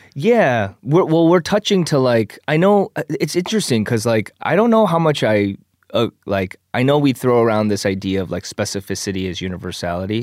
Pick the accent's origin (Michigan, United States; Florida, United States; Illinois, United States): Michigan, United States; moved away as an adult; also born or lived in Korea / Canada / Chicago; now in Los Angeles, United States; I was four, uh, and then I grew up in Michigan until I moved to Chicago after college